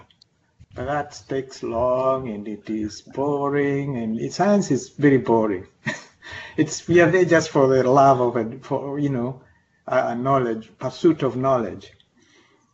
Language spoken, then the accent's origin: English; Kenya; moved away as an adult; also born or lived in Nairobi, Kenya / Reading, United Kingdom / Missouri, United States; now in Kankakee County, United States; I'm a native of Kenya, and I came to this country 30 years ago